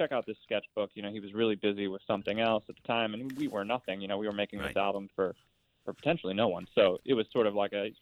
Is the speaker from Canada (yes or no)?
no; Philadelphia, Pennsylvania, United States; I grew up in Philadelphia